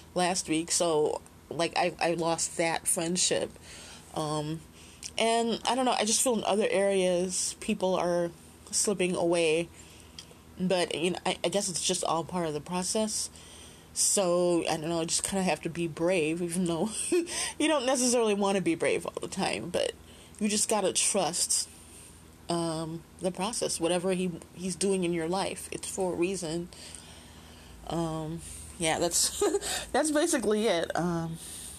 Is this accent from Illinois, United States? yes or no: yes; Chicago, Illinois, United States; I'm from Chicago, and I was there in the 70s and 80s, too